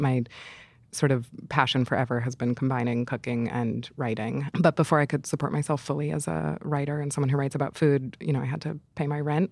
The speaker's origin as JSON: {"language": "English", "town": "New York City", "region": "New York", "country": "United States", "tie": "born or raised there", "moved": "yes", "said": "being a New Yorker is such a big part of my personality."}